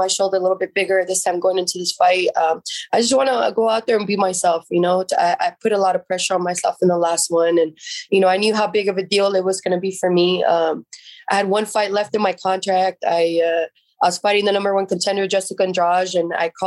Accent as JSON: {"language": "English", "town": "San Jose", "region": "California", "country": "United States", "tie": "born or raised there", "said": "I grew up in Eastside San Jose."}